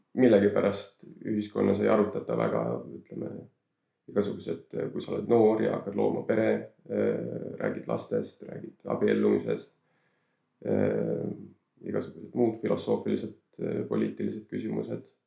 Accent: Saare County, Estonia; ma kasvasin üles enamjaolt Saaremaal

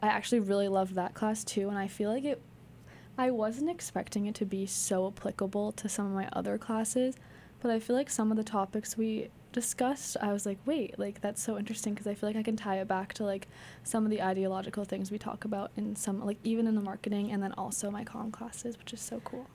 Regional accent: Sudbury, Massachusetts, United States; I'm from Sudbury, Mass

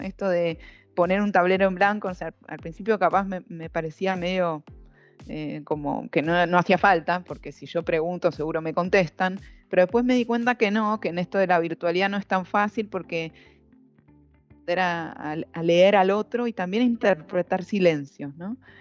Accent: Argentina; moved away as an adult; now in Brazil; siendo mujer y siendo argentina en Brasil

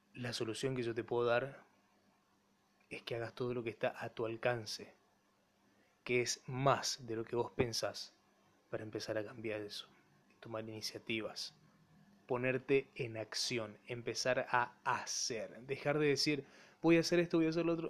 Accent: Empedrado, Corrientes, Argentina; Mi pueblo, Empedrado

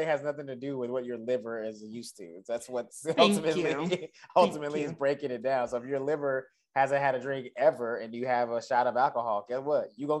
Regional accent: Dallas, Texas, United States; moved away as an adult; now in Los Angeles, United States; when I was doing stand-up in my hometown

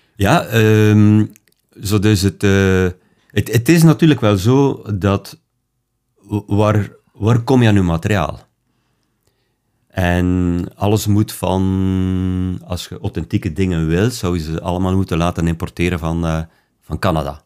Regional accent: Belgium; bij ons in België

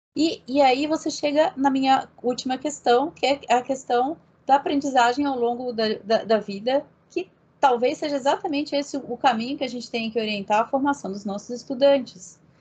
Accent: Brazil

